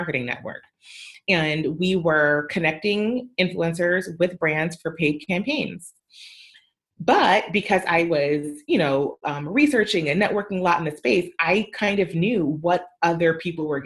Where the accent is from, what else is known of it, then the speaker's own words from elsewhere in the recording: Canada; I'm also Canadian